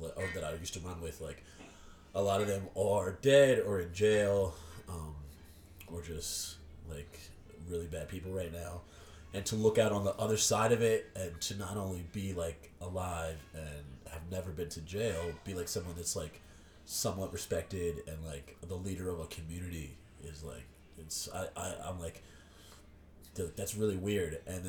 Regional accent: Horsham, Pennsylvania, United States; also born or lived in Bensalem / Levittown; No, we had moved here in elementary school, middle school, something like that.

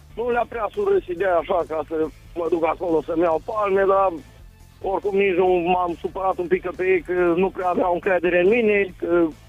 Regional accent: Mihalț, Alba County, Romania; sunt din Mihal, de Alba. Sunt un băiat simplu, modest, de la țară

